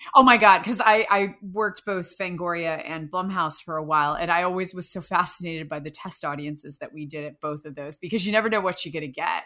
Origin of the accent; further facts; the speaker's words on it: Winchester, Virginia, United States; moved away; I'm Winchester, Virginia